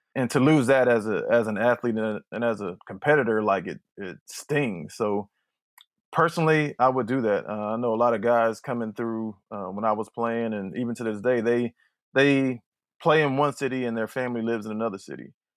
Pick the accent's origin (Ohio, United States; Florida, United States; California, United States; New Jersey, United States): Ohio, United States; Youngstown; I'm from Youngstown, Ohio, and Youngstown is, is a football town. It's the Steel City, kinda de-, declined Steel City, so everything we had was based around football. Friday nights was, was everything. So growing up with that environment